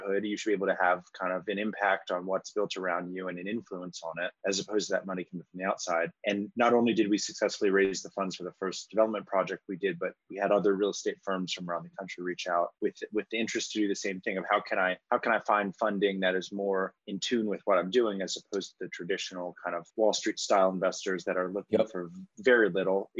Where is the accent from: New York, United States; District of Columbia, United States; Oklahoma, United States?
District of Columbia, United States; Washington; I grew up in Washington, D.C.